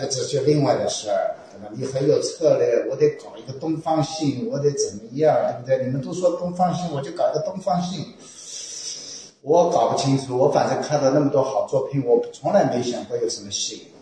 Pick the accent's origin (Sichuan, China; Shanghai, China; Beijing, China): Shanghai, China; accent: Shanghainese; Shanghai-accented Mandarin; 我一直说上海话